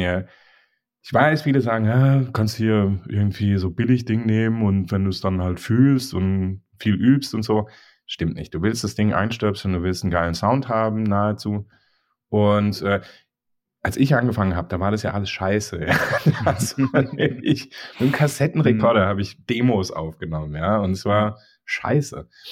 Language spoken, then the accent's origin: German; Mannheim, Baden-Württemberg, Germany; Mannheim ist halt meine Heimat